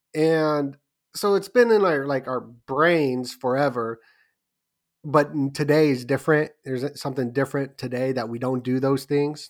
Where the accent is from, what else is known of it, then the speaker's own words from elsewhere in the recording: Las Vegas, Nevada, United States; ever since a kid growing up in Vegas.